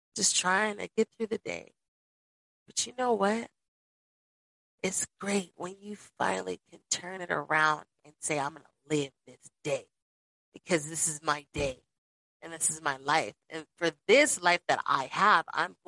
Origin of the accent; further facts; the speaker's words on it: Las Vegas, Nevada, United States; I grew up in Las Vegas with both of my parents